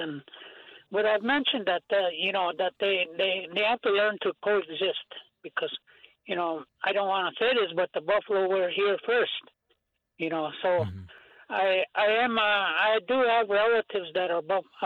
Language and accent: English; Rosebud Indian Reservation, South Dakota, United States; also born or lived in Twin Cities; I'm from Rosebud Indian Reservation.